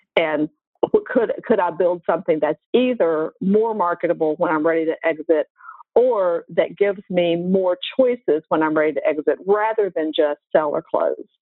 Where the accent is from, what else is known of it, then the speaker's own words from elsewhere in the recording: Nashville, Tennessee, United States; Nashville, my hometown